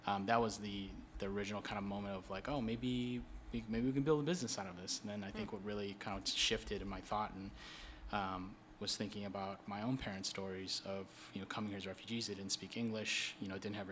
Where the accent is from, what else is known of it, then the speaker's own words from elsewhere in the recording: Minnesota, United States; moved away as an adult; now in Washington, D.C., United States; there was a large Southeast Asian Hmong community in Minnesota. So that's where I grew up